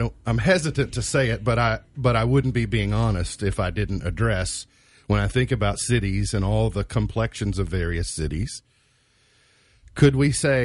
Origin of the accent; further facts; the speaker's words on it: Macedonia, Kentucky, United States; Macedonia, where I grew up.